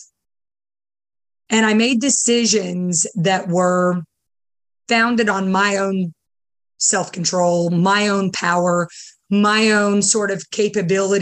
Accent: Simpsonville, South Carolina, United States; born or raised there; also born or lived in Beirut, Lebanon / Dubai, United Arab Emirates

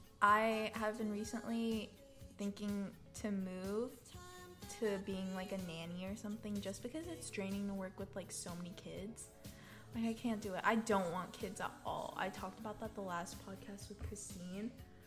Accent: the South, United States; accent: Southern; Yeah, English, Southern, my Southern accent.

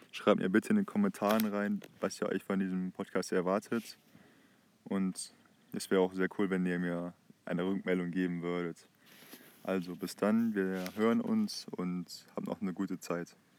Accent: Heinsberg, North Rhine-Westphalia, Germany; Ich komme aus der Stadt Heinsberg, äh, ziemlich im Westen von Deutschland

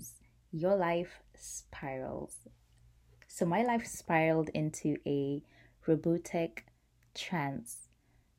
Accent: Nairobi, Kenya; I grew up in Nairobi, Kenya, at that time

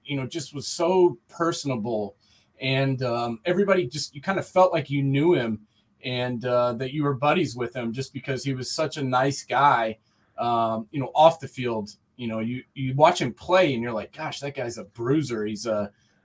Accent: Knoxville, Tennessee, United States; moved away as an adult; also born or lived in Delaware, Ohio; I grew up here in Tennessee, and I played at Knoxville Catholic High School here in Knoxville.

